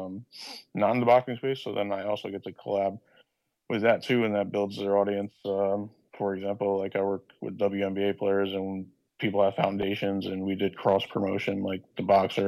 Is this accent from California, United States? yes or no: no; Connecticut, United States; I'm from Connecticut